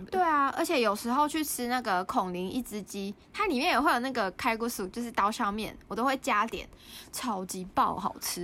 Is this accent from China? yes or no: no; Taiwan; moved away as an adult; now in South Korea; 两个礼拜后要回台湾嘛